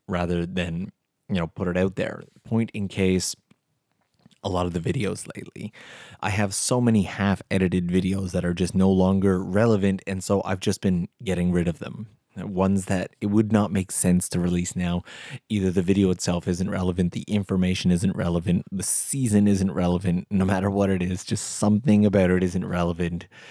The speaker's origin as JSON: {"language": "English", "country": "Canada", "moved": "yes", "lives_now": "Tokyo, Japan", "said": "I'm Canadian"}